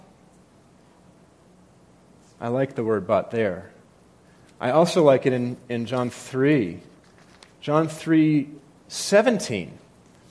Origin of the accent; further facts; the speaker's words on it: New England, United States; I come from New England where, you know, sarcasm is like a spiritual gift